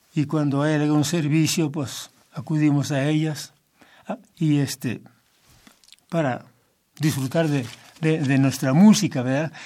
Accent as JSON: {"language": "Spanish", "area": "Tezicapán", "region": "State of Mexico", "country": "Mexico", "tie": "born or raised there", "said": "soy de un pueblo muy pequeño, pero eh, mi tierra, muy hermosa para mí, es mi pueblo, ¿verdad? Se llama Tezicapán."}